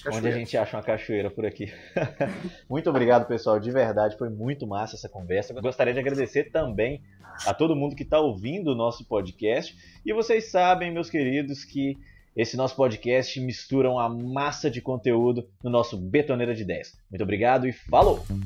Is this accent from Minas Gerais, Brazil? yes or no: yes; Governador Valadares, Minas Gerais, Brazil; Eu sou aqui de Governador Valadares